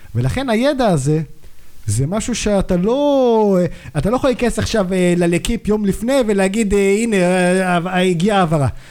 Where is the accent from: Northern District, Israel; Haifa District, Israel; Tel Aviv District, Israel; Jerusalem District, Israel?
Jerusalem District, Israel; Jerusalem; אני ירושלמי, בן 29